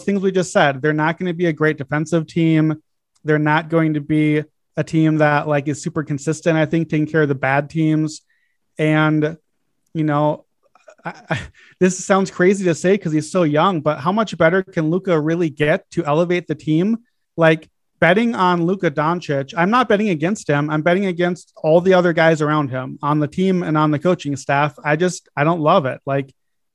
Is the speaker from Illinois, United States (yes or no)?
yes; Chicago, Illinois, United States; My hometown Chicago